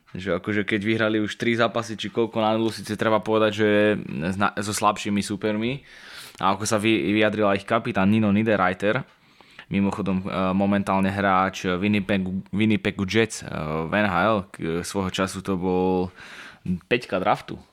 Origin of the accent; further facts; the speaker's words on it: Slovakia; to sme my Slováci.